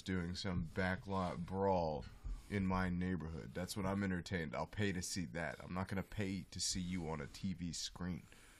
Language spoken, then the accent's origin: English; Dallas, Texas, United States; Yes, I do. You can look at my Facebook page. My hometown is Dallas, Texas. So I was born.